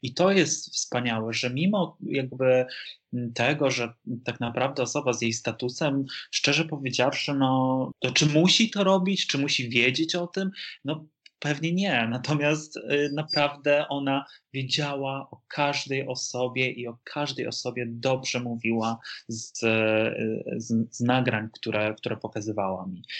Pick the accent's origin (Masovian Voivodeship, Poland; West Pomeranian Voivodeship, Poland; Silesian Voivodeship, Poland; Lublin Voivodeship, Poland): Lublin Voivodeship, Poland; Lublin; moved away; to jest moja, moje, rodzinne, moje rodzinne miasto